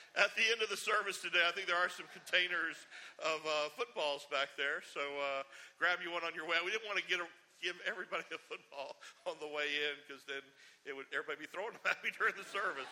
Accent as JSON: {"language": "English", "town": "Charleston", "region": "South Carolina", "country": "United States", "tie": "born or raised there", "said": "I grew up up on James Island, and you know, growing up in Charleston"}